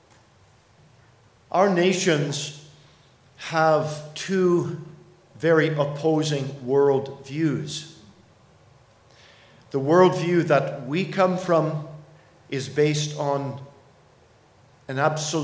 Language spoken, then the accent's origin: English; Canada; as a Canadian, one who ministers in Toronto